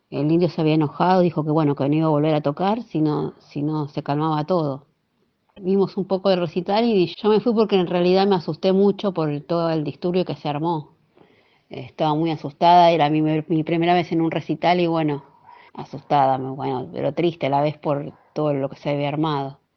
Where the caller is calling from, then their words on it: Becar, Buenos Aires, Argentina; de Becar